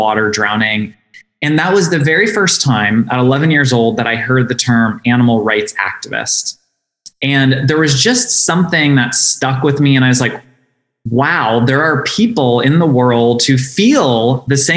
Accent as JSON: {"language": "English", "town": "St. Paris", "region": "Ohio", "country": "United States", "tie": "born or raised there", "said": "our little village of St. Paris, Ohio, population of less than 2,000 people. And like most people who grew up in rural environments"}